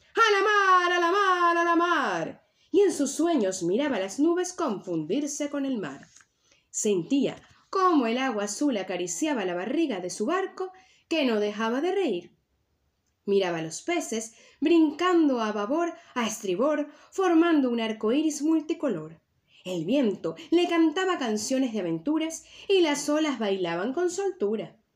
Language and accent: Spanish; Venezuela; now in Tenerife, Spain; Y mi tierra natal es Venezuela, pero mi tierra ancestral es las Islas Canarias y es donde actualmente vivo